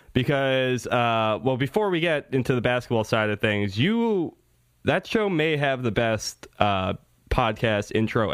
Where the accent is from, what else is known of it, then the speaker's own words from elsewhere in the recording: Long Island, New York, United States; my native land of Long Island